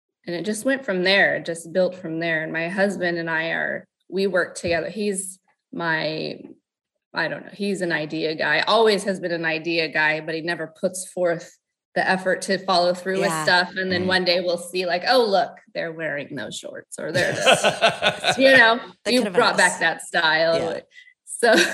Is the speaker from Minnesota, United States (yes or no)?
no; Lompoc, California, United States; also born or lived in Ventura, California / Squim, Washington; I was born and raised pretty much in Lompoc, California